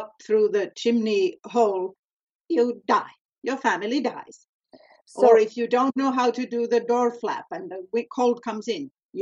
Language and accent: English; Finland; now in Vancouver, Canada; since I moved away from Finland, I have never tried to do anything in Finland. I've been busy in North America and in Canada in particular.